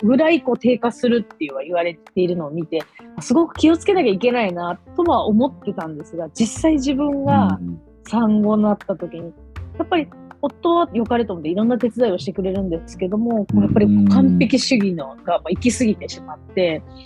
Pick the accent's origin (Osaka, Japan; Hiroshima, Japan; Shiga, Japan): Shiga, Japan; moved away as an adult; now in Kanto, Japan; 滋賀県ってすごくあの琵琶湖 がある大自然の中に育っていて。